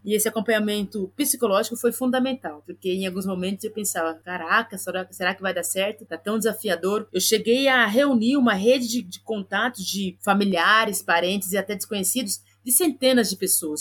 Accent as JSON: {"language": "Portuguese", "town": "Campinas", "region": "São Paulo", "country": "Brazil", "tie": "born or raised there", "said": "na região onde eu nasci e onde eu vivo até hoje, a periferia da cidade de Campinas"}